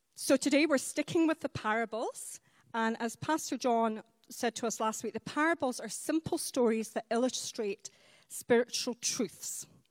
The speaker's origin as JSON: {"language": "English", "region": "Highlands of Scotland", "country": "United Kingdom", "said": "I'm a Highland lass. I'm from the Highlands of Scotland."}